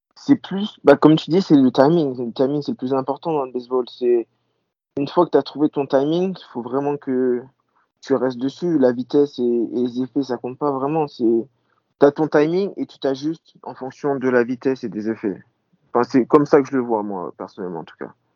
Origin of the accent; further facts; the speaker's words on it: Normandy, France; now in United States; je suis, toujours le petit français qui vient de Normandie